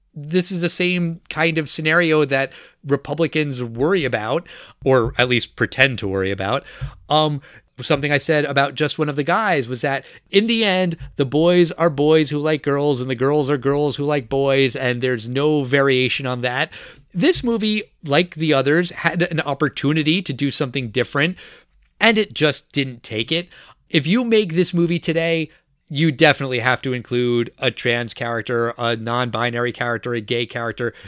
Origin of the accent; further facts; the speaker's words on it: Long Island, New York, United States; I grew up on Long Island, New York